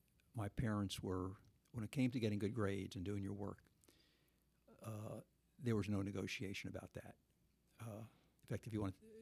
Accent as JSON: {"language": "English", "town": "South River", "region": "New Jersey", "country": "United States", "tie": "born or raised there", "said": "South River."}